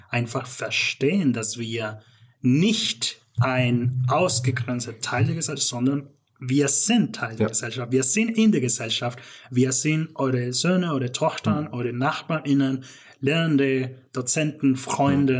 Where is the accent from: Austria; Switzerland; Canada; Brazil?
Canada; German is a second language; moved away as an adult; also born or lived in Northern Mexico / Stuttgart; now in Germany; ich bin aber groß geworden in Kanada